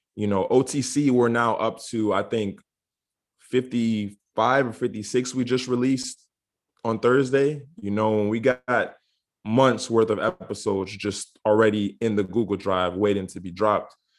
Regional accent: Orlando, Florida, United States; I am originally from Orlando, Florida, but I am a dual citizen, so I have citizenship here in the U.S. and citizenship in the beautiful island of Barbados

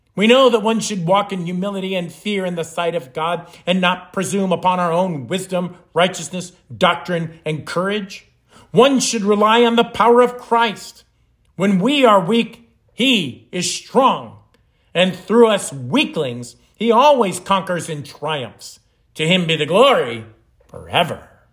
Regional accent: the North, United States; moved away as an adult; now in Florida, United States; Growing up in the North

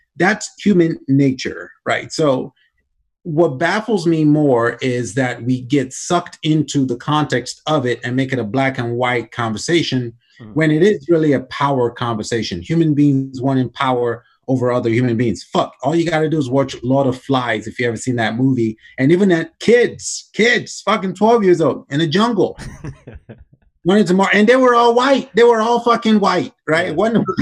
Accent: Nigeria; now in United States; growing up in Nigeria, we had slaves

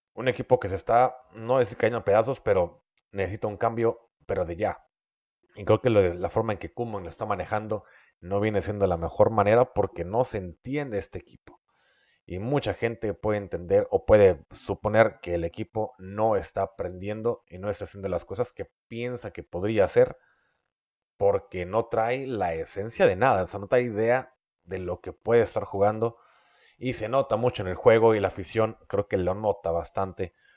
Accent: Mexico; also born or lived in Mexicali, Baja California; los que somos mexicanos

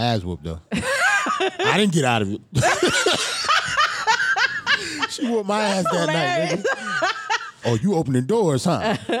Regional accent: New York City, New York, United States; also born or lived in New Jersey; I walked home from school in Brooklyn. PS 279, I think it was about maybe 5 blocks away from my house.

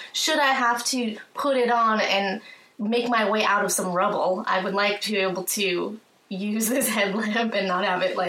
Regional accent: California, United States; growing up in California

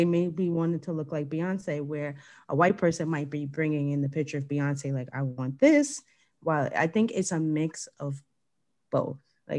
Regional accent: Jamaica; I'm like, I'm completely Jamaican. You can't tell me anything.

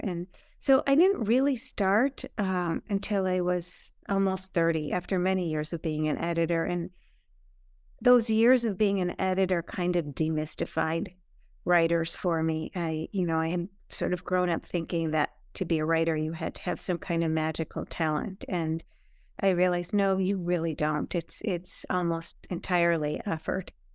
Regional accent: Milwaukee, Wisconsin, United States; moved away as an adult; now in New York, United States; I'm from Milwaukee, Wisconsin

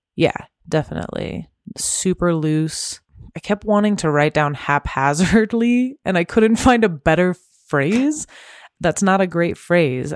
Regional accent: Temecula, California, United States; I grew up in Temecula

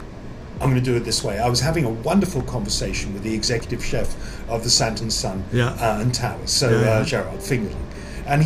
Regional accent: England, United Kingdom; I'm an Englishman

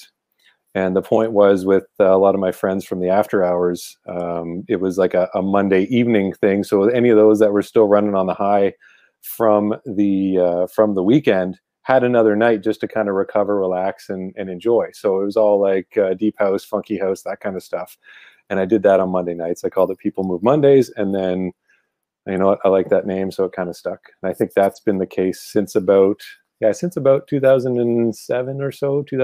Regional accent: Ottawa, Ontario, Canada; from Ottawa, Ontario, Canada

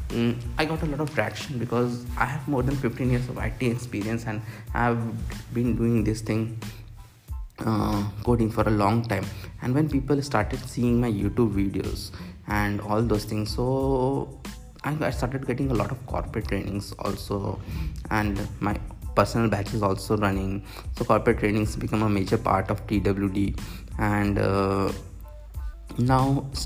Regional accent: Bhopal, Madhya Pradesh, India; moved away as an adult; also born or lived in Bangalore / Mumbai; But I decided to start from my hometown of Bhopal.

